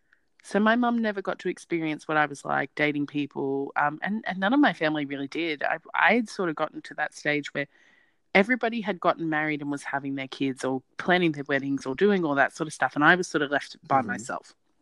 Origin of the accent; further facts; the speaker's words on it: Australia; accent: Australian, not overly Australian; my accent is Australian, but it's not overly Australian